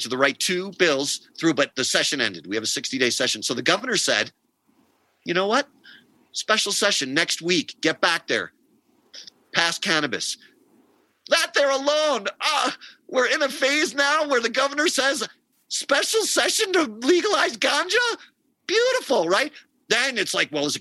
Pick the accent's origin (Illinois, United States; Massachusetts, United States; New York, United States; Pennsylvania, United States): New York, United States; now in New Mexico, United States; I grew up in New York in the 80s